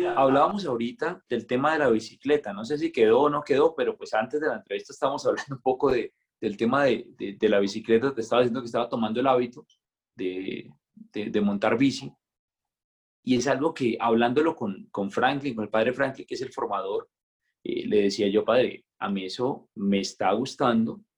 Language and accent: Spanish; Pinchote, Santander, Colombia; also born or lived in Bucaramanga; soy de un pueblito que se llama Pinchote Santander